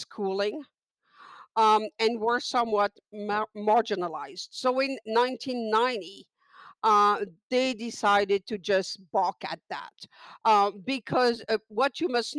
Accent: Niger; the country that I come from is Niger, not to be confused with Nigeria

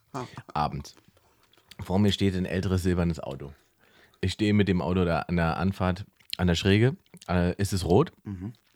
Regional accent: Germany; ich bin ja Deutscher

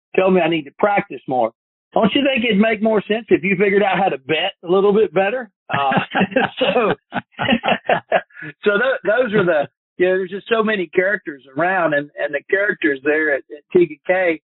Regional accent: Fort Mill, South Carolina, United States; also born or lived in Chattanooga, Tennessee / Myrtle Beach, South Carolina; I grew up actually in South Carolina, just about 2.5-3 hours away from Augusta, up near Charlotte, a little town called Fort Mill, South Carolina

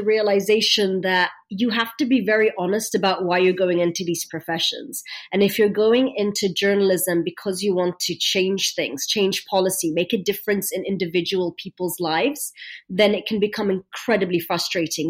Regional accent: London, United Kingdom; accent: British; also born or lived in Egypt; I was born in London. I have a British accent

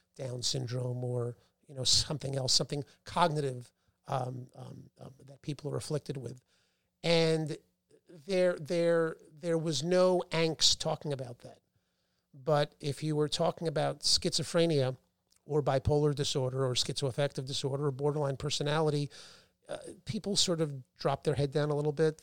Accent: New Rochelle, New York, United States; also born or lived in Boston; I grew up in Westchester, New Rochelle

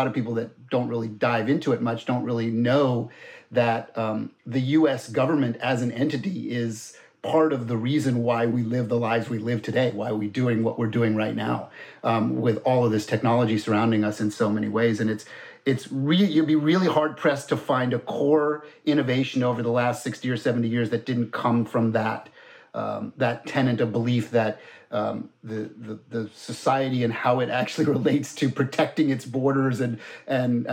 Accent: Florida, United States; moved away; I grew up in Florida, so I'm also kind of a NASA kid

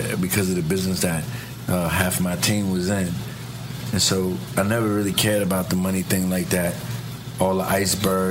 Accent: New York City, New York, United States; also born or lived in Harlem; growing up in the South Bronx and then migrating back and forth to Harlem.

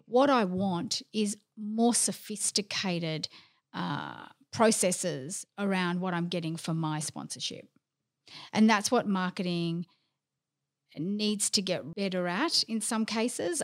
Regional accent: Melbourne, Victoria, Australia; also born or lived in London; I'm Greek. I'm from Melbourne, of course I'm Greek.

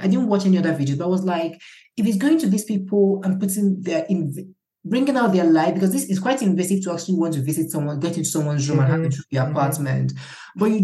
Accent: Awka, Anambra, Nigeria; I grew up in Akka

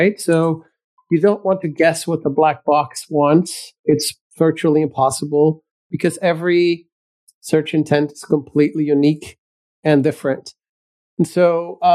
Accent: Belgium; moved away as an adult; now in United States; I was born in Belgium in Europe, and I migrated to the United States

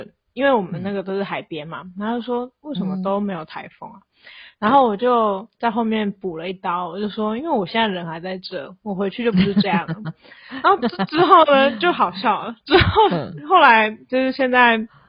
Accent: Taiwan; 就是才刚说，哎、欸，我们台湾人要限制水量

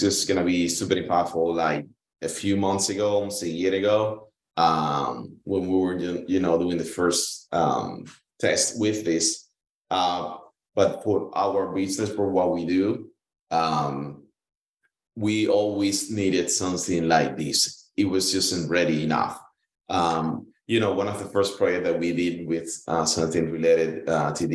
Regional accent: Cuba; moved away as an adult; I was born in Cuba. You know, I went to school all the way to college in there.

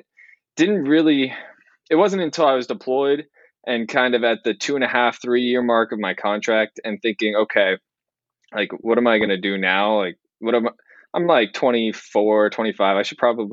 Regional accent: California, United States; moved away as an adult; growing up in California, I've just been so spoiled with weather

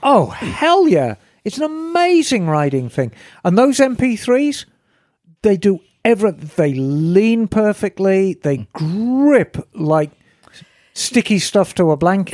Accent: Birmingham, West Midlands, United Kingdom; moved away; I was born and raised in Birmingham, and Birmingham is right in the middle of England

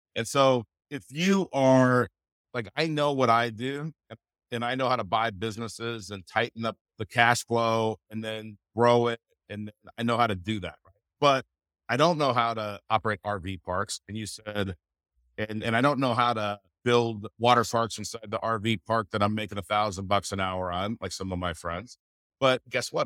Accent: California, United States; moved away; I'm, I'm originally from California

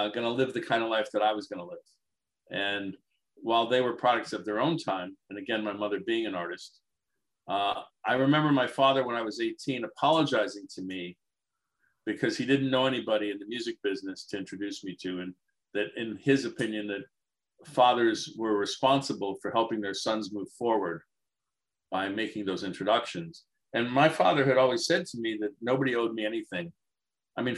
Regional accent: Detroit, Michigan, United States; I grew up in Detroit

